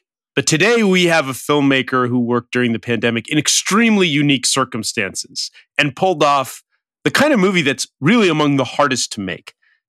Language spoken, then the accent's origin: English; Los Angeles, California, United States; I know you're a West LA guy because I am. So I'm also from this